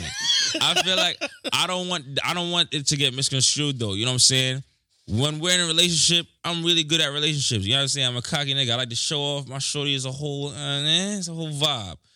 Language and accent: English; New York, United States; I'm from New York